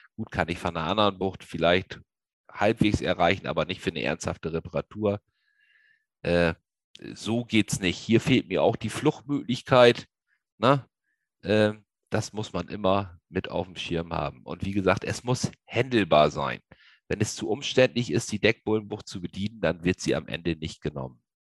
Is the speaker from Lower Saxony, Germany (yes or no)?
yes; Lower Saxony, Germany; Ich komme aus dem Raum Niedersachsen